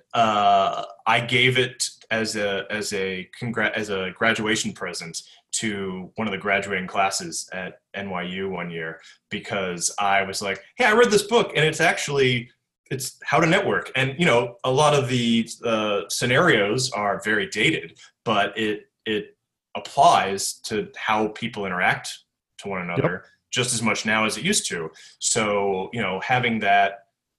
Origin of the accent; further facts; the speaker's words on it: United States; as an American